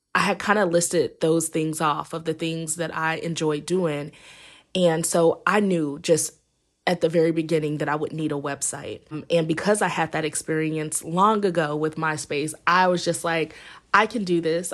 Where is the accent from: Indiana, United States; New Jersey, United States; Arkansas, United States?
Indiana, United States; moved away as an adult; now in Los Angeles, United States; I'm originally from Indiana, and I currently live in Los Angeles